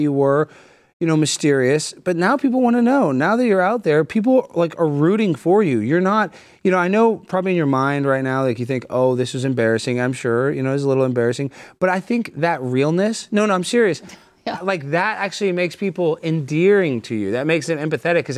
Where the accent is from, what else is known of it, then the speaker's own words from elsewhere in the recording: Texas, United States; I'm Texan